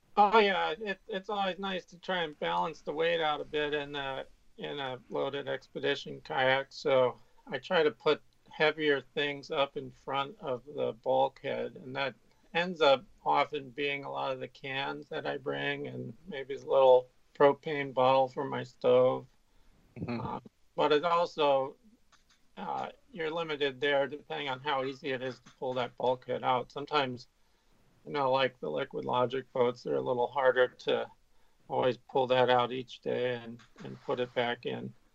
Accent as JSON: {"language": "English", "region": "California", "country": "United States", "tie": "born or raised there", "said": "I I grew up in California"}